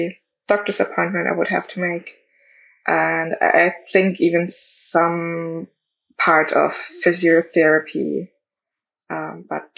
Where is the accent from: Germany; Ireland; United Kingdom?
Germany; I'm in Europe and I'm from Germany